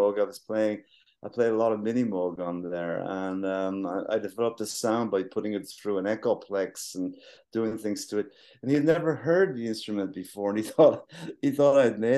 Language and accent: English; Wexford, Leinster, Ireland; moved away as an adult; We're from Wexford.